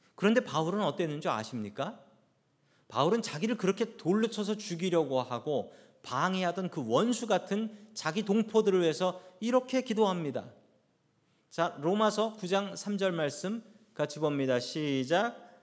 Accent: South Korea; now in United States; 하나님께서 우리를 한국 사람으로 태어나게 하셨고 하나님께서 우리에게 한국말이 편하게 하셨고 우리를 한국 사람으로 묶어 주셨습니다

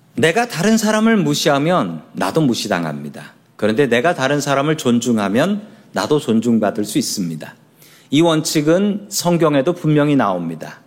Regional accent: Seoul, South Korea; 제가 살던 동네는 서울의 가난한 봉천동이라는 동네였습니다.

